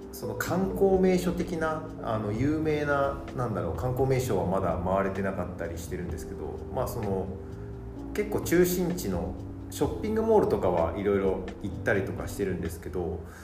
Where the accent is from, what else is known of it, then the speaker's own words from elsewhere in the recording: Yokohama, Kanagawa, Japan; 僕地元が横浜なんですけど